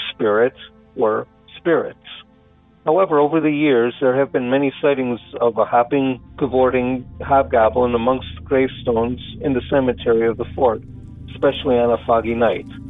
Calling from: Buffalo, New York, United States; I'm calling from Buffalo, New York

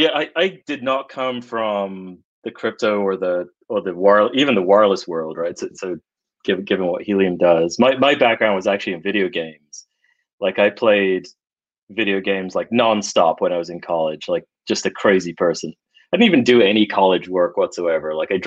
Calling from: California, United States; I am in Marin County, north of San Francisco.

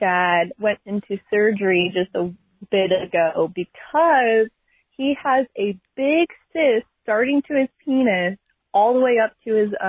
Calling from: Washington, United States; I'm from Washington.

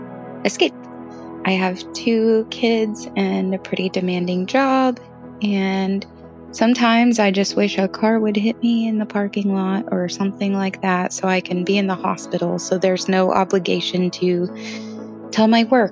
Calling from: Oklahoma, United States

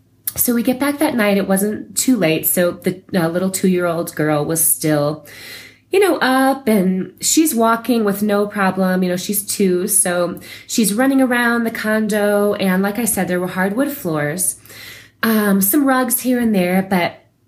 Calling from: Santa Fe, New Mexico, United States; also born or lived in Colorado; I'm calling from Santa Fe, New Mexico.

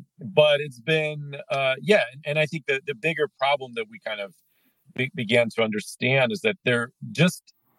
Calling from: United States; Calling in from just north of Lake Tahoe.

